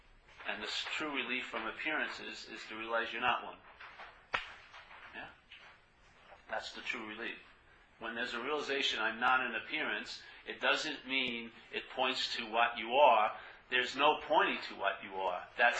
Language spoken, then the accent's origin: English; New York, United States; accent: New York; And especially my accent. It's got a New York accent. It's my voice.